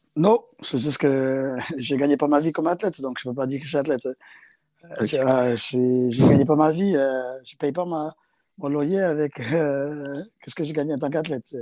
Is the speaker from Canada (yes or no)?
no; South Africa; also born or lived in England; now in France; j'ai grandi en Afrique du Sud, dans une école avec que des garçons